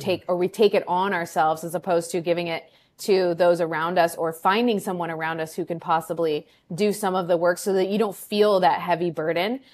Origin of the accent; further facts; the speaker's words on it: California, United States; moved away as an adult; also born or lived in Chicago; now in Peru; I'm actually from California, grew up there, then lived in Chicago for eight years, and am more recently have become a transplant to Peru in South America